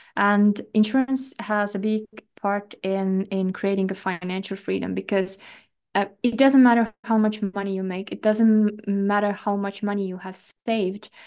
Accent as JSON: {"language": "English", "country": "Estonia", "said": "I come from Estonia"}